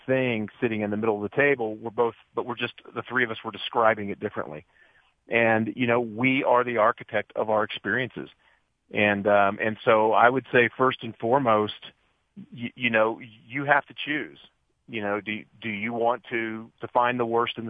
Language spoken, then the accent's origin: English; Dayton, Ohio, United States; I was raised in Dayton, Ohio